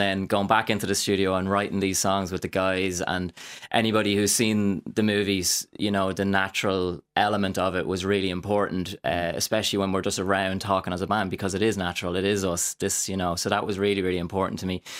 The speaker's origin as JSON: {"language": "English", "town": "Drogheda", "region": "Leinster", "country": "Ireland", "tie": "born or raised there", "said": "I started in, um, theatre, uh, a little bit when I was younger in Drogheda"}